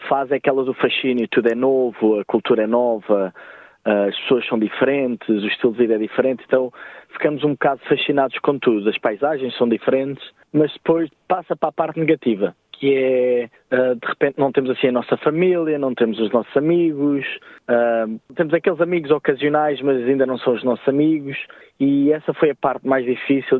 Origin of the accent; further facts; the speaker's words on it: Lisbon, Portugal; moved away as an adult; also born or lived in Manly, Sydney, Australia; now in Wollongong, Australia; eu cresci, pronto, em Lisboa, perto do mar